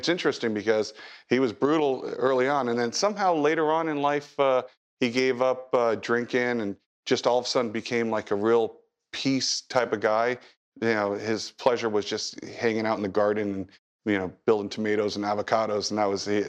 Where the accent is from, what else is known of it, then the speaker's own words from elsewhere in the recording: Taiwan; But I grew up in Taiwan, actually.